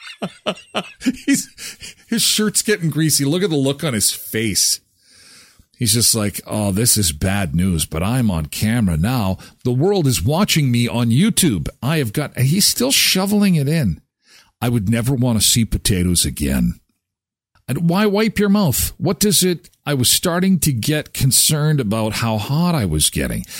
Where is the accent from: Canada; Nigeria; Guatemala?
Canada; being Canadian